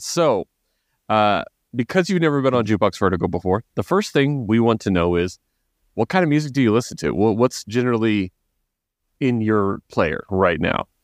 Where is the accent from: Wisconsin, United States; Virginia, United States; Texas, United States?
Texas, United States; also born or lived in Oklahoma; I was raised very ignorantly in Texas and, and, and Oklahoma